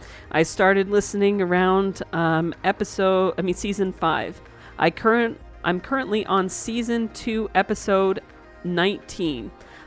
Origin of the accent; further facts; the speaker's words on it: Dallas, Texas, United States; Oh, and I forgot. I come from Dallas, Texas, and I'm waiting.